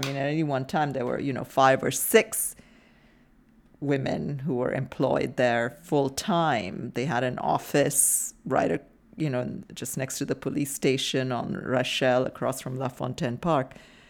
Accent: India; I mean, I happen to know, because I'm from India

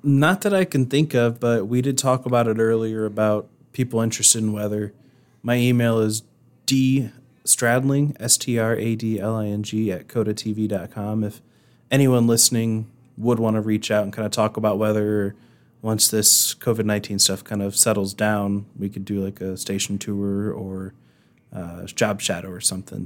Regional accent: Indiana, United States; moved away as an adult; now in Rapid City, United States; coming from Indiana, where it's flat and you have a lot of cornfields. Granted, you do have some big cities here and there, but, um, where I'm from, it's mostly flat and cornfields

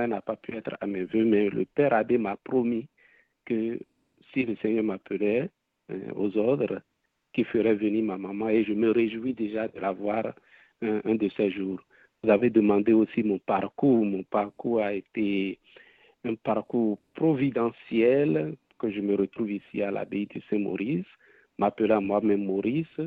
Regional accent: Benin; Je viens de la République du Bénin, en Afrique de l'Ouest, et je suis d'une fratrie de 12 enfants.

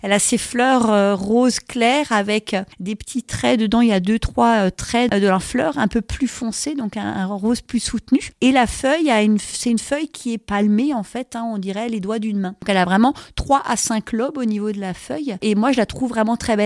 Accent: Alsace, Grand Est, France; chez nous, en Alsace

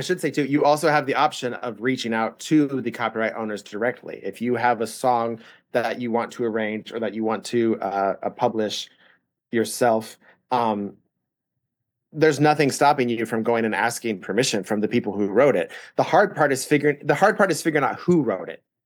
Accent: Indianapolis, Indiana, United States; moved away as an adult; now in Nashville, United States; I grew up in Indianapolis

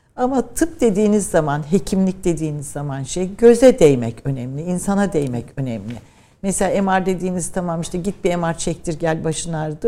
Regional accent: Ankara, Turkey; also born or lived in Trabzon / Birmingham, United Kingdom; Memleketim olması benim için önemliydi ama ben tabii daha çok Ankara'da büyüdüm. İşte eğitim, ilkokul, ortaokul, liseyi Ankara'da.

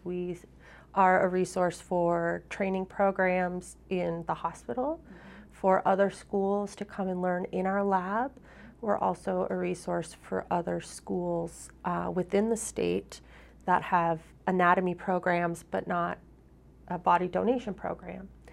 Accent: Minnesota, United States; moved away as an adult; now in Vermont, United States; I'm from Minnesota

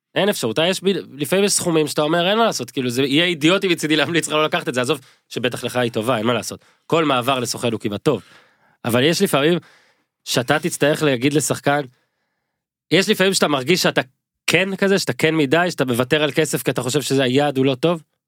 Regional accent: Northern Israel, Israel; גדלתי בצפון

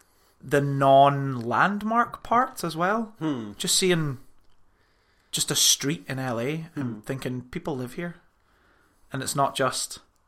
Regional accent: Aberdeen, Scotland, United Kingdom; I'm from Aberdeen

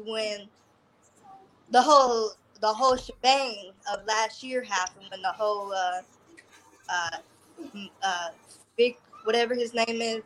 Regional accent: Oklahoma, United States; moved away; I'm from Oklahoma

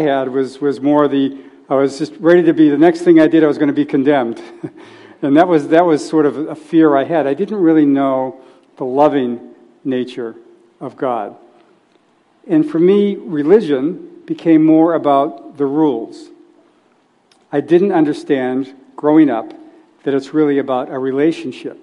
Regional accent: New England, United States; now in Silicon Valley, United States; I grew up in New England, and I grew up in a loving family

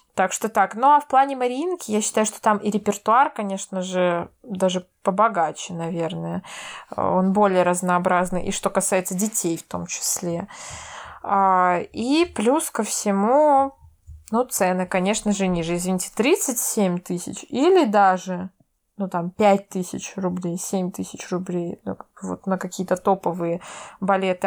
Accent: Veliky Novgorod, Novgorod Oblast, Russia; Новгород, я из Новгорода

